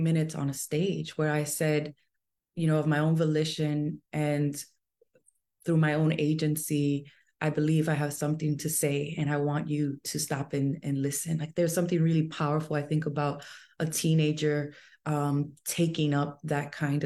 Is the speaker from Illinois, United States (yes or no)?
no; New York City, New York, United States; I was born and raised in New York City.